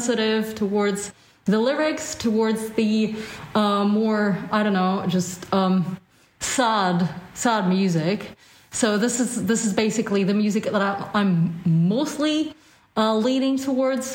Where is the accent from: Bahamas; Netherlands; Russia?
Russia; moved away; I'm originally from Russia